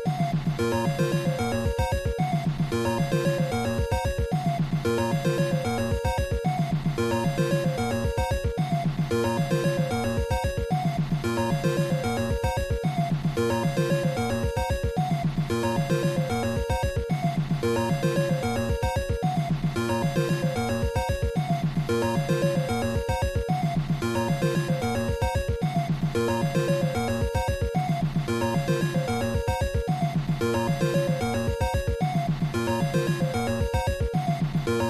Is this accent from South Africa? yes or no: no; Canada; We're Canadian